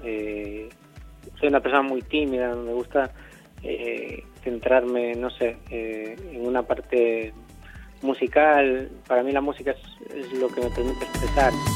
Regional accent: Catoira, Galicia, Spain; yo nací en Catoira eh, en el 90

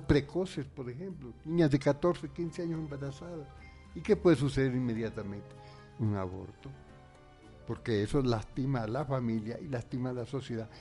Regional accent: Spain; now in Ecuador; En realidad yo soy español ecuatoriano. Español

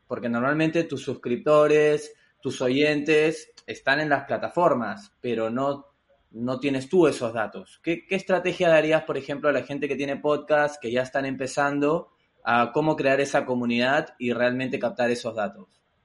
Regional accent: Peru; also born or lived in United States; now in Spain; yo soy peruano, he vivido en Estados Unidos, eh, bastante joven, era en mi época de estudiante, y luego ahora en España

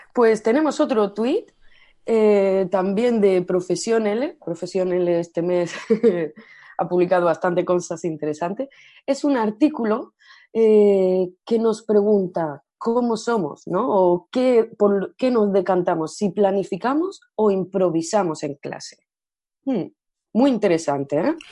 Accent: Almería, Andalusia, Spain; first language Spanish; also born or lived in Great Britain; now in Barcelona, Spain; soy de Almería, pero actualmente resido en Barcelona

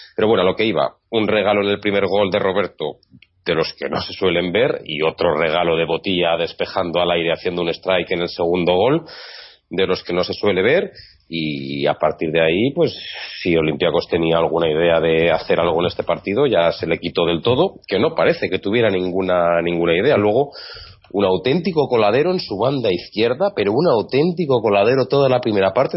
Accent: Zaragoza, Aragon, Spain; yo soy de Zaragoza

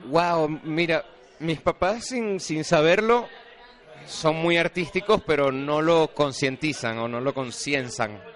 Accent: Venezuela; moved away as an adult; now in Mexico City, Mexico; yo soy venezolano

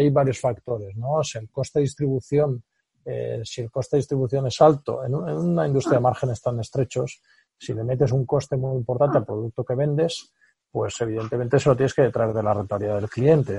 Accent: Spain

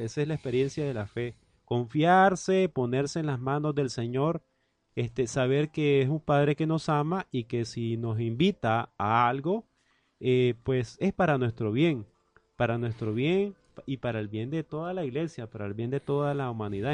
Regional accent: Nicaragua; uno nicaragüense como este servidor, paisano mío Randall

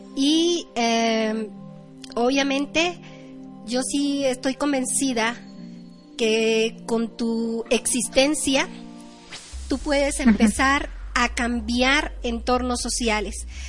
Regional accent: State of Mexico, Mexico; primero aquí en mi país, en mi estado de México, en México

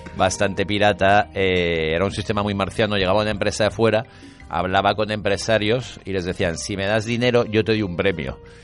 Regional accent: Valencia, Valencian Community, Spain; also born or lived in Nancy, France / Tangier, Morocco; Nací en Onsi porque mi padre daba allí clases en la Facultad de Letras de allí, pero cuando tenía nueve meses de vida vinimos a Valencia

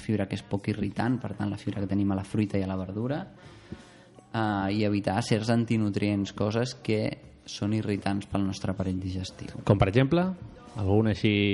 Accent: Las Palmas, Canary Islands, Spain; jo que sóc de Canàries

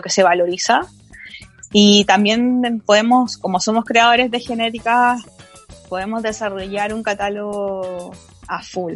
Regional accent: Chile; Somos todos compatriotas chilenos

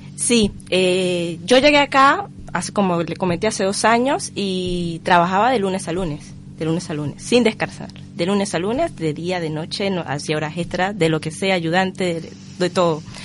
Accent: Venezuela; moved away as an adult; now in Uruguay; somos muy caribeños, muy, muy animados

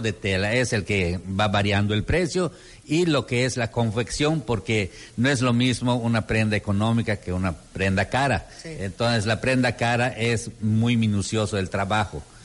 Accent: Yucatán, Mexico; las tradiciones de Yucatán, ah. donde, ah, eh, donde eh, usamos mucho de esa prenda

